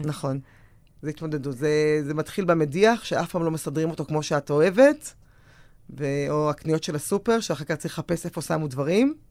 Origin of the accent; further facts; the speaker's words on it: Tel Aviv, Tel Aviv District, Israel; אני גדלתי בתל אביב